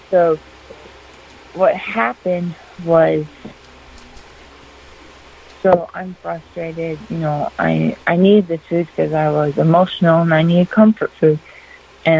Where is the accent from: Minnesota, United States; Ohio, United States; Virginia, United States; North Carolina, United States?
Minnesota, United States; Northern; I'm from Northern Minnesota